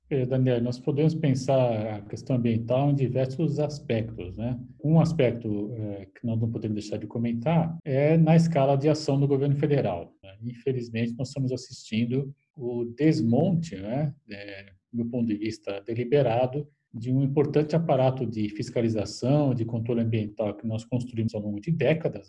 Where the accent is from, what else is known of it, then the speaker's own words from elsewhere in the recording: Brazil; como brasileiro